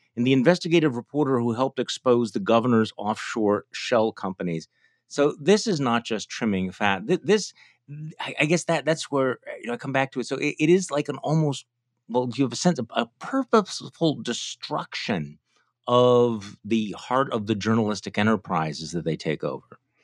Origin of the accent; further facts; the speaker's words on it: Midwest, United States; accent: chirpy Midwestern; my chirpy Midwestern accent.